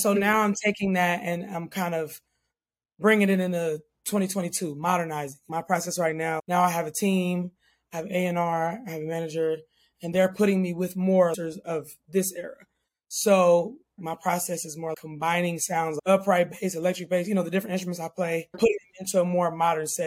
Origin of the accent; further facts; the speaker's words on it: Oakland, California, United States; I'm from Oakland